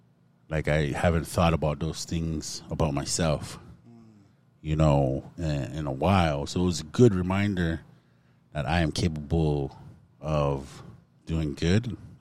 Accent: Montana, United States; I felt blessed in that moment because we came from Montana.

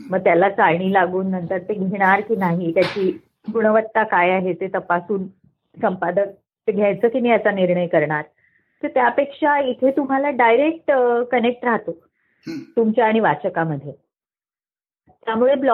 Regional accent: Aurangabad, Maharashtra, India; मी मराठवाड्यातली आहे औरंगाबादची मूळची बीडची

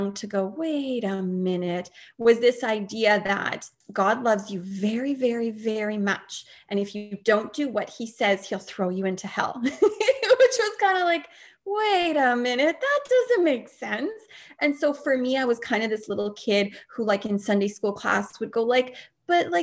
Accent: Canada; I'm not American, I'm Canadian

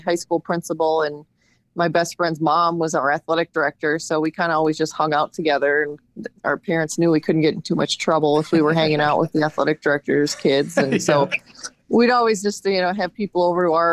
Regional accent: Madison, Wisconsin, United States; moved away as an adult; also born or lived in Chapel Hill, North Carolina / Oklahoma; now in Platteville, United States; I grew up in Madison

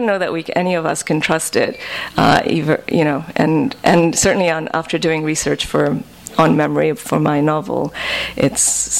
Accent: Nigeria; now in United States; I moved from Nigeria to America

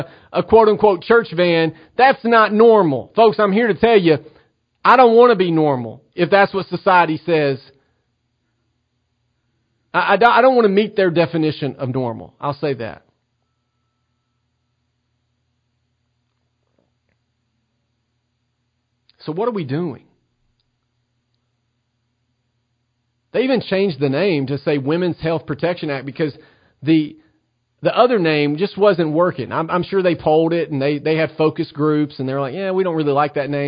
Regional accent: Tennessee, United States; the state of Tennessee, my home state.

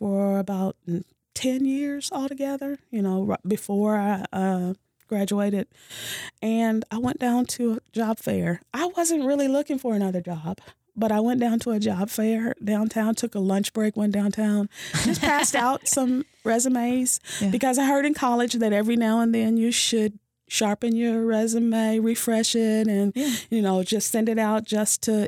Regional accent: Louisville, Kentucky, United States; moved away as an adult; now in Owensboro, United States; I am from Louisville. I am the youngest of five

